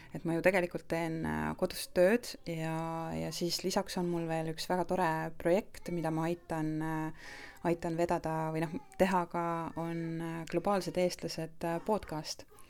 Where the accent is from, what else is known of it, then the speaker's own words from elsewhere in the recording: Estonia; moved away as an adult; now in Portugal; me oleme eestlased, me tuleme Eestist